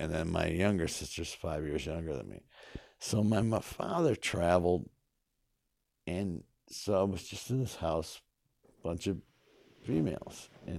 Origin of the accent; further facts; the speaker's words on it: North Syracuse, New York, United States; also born or lived in Kingston, United States; I was born in Kingston, New York. My parents lived in Saugerties at the time. But when I was very young, we moved to Skinny Atlas, New York.